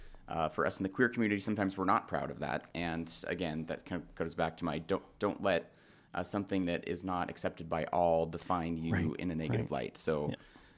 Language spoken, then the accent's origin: English; Spokane, Washington, United States; I did. Yep. Born and raised in the Valley.